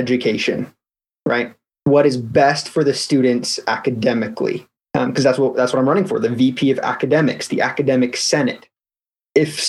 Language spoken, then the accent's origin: English; Elk Ridge, Utah, United States; I'm from Elk Ridge, Utah. It's a little town in the mountains about half an hour south of UVU. And grew up there my whole life, lived there for 18 years.